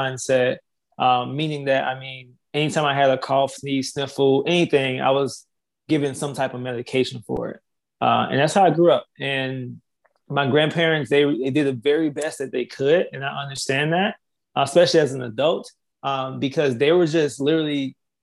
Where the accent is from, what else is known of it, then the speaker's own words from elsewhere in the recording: Laurel, Mississippi, United States; I'm originally from Laurel, Mississippi